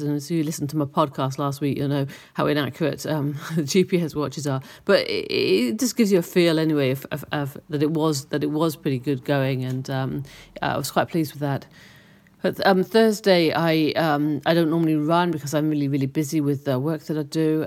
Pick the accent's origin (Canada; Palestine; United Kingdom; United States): United Kingdom; Cheltenham, South West England; moved away; my hometown in Cheltenham